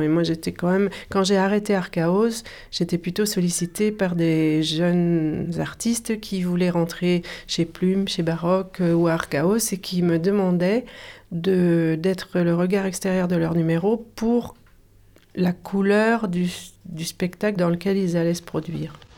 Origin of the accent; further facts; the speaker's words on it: Brussels, Brussels-Capital Region, Belgium; now in Montpellier, France; j'étais dans une école qui n'était pas, euh, qui était en Belgique